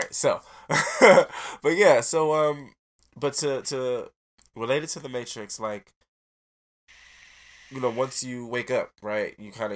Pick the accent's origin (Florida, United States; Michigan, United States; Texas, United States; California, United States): Michigan, United States; Detroit; I grew up on Joe Road and Evergreen